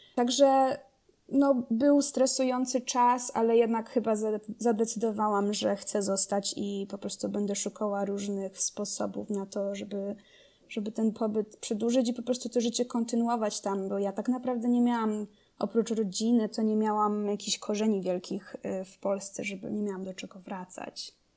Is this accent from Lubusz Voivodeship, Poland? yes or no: no; Rzeszów, Subcarpathian Voivodeship, Poland; moved away as an adult; also born or lived in Kraków; now in United States; jestem z, z Rzeszowa. Ym, wychowałam się Tam